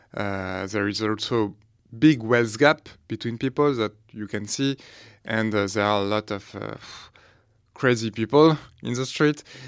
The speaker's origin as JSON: {"language": "English", "country": "France", "accent": "French", "second_language": "English", "said": "my really French accent"}